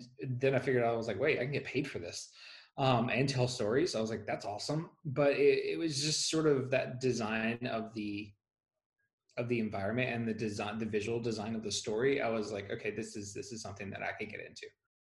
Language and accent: English; Gulfport, Mississippi, United States; moved away; I am originally from Gulfport, Mississippi, so I'm a native Mississippian